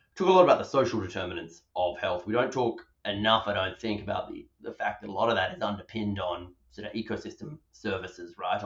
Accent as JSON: {"language": "English", "town": "Perth", "region": "Western Australia", "country": "Australia", "tie": "born or raised there", "moved": "as an adult", "lives_now": "United Kingdom", "said": "I grew up, from my accent, in Perth, Western Australia"}